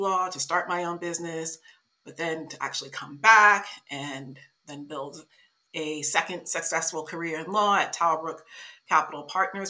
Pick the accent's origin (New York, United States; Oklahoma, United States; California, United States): New York, United States; Long Island; moved away; I'm American, obviously, I grew up with what the Brits would call working class in New York in a region called Long Island